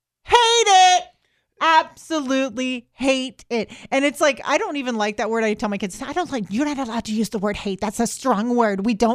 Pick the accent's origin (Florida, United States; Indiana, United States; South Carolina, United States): Florida, United States; But it doesn't mean we don't get to be like, oh, I'm not from the panhandle. No, we just say we're from Florida. We own it, okay?